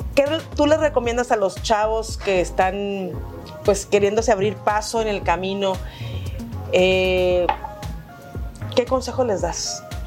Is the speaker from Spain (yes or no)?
no; Monterrey, Nuevo León, Mexico; Como buena regia y como buen regio